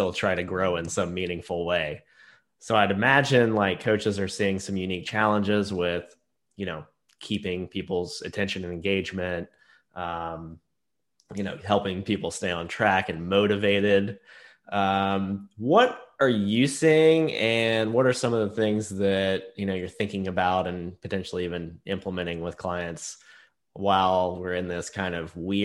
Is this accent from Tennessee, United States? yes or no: yes; Knoxville, Tennessee, United States; growing up in East Tennessee